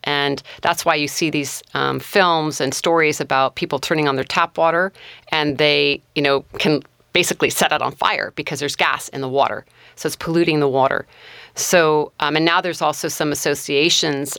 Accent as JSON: {"language": "English", "area": "Mendocino County", "region": "California", "country": "United States", "tie": "born or raised there", "also_born_or_lived": "Humboldt County, California", "said": "I grew up in Mendocino County and also Humboldt County"}